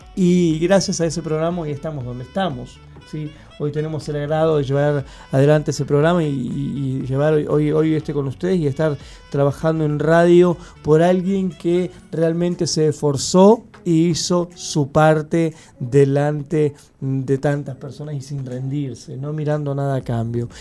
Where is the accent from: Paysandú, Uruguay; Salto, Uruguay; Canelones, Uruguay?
Canelones, Uruguay; Santa Lucía; now in Montevideo, Uruguay; nosotros vivíamos en Santa Lucía